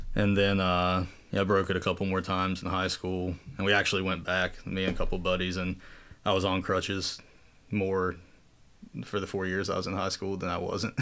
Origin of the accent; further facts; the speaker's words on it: Southern West Virginia, United States; moved away as an adult; also born or lived in Maryland / West Palm Beach, Florida; up to Southern West Virginia when I was two or three, you know, too young to remember. And that's where I, I was raised, uh, until I went to college.